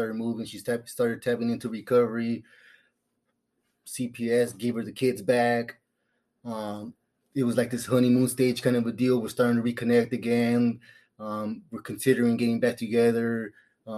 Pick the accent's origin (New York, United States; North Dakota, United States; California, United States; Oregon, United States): California, United States; moved away as an adult; now in Phoenix, United States; I'm from California. I'm used to the palm trees and the cool weather.